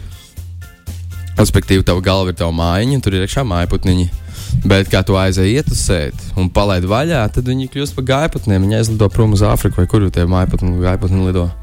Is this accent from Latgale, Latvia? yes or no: no; Talsi, Kurzeme, Latvia; manā dzimtajā pilsētā